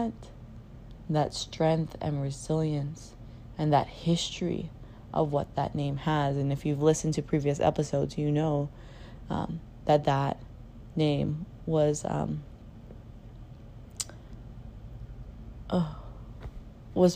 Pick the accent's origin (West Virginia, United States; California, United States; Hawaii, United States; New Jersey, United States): Hawaii, United States; I am from the kingdom of Hawaii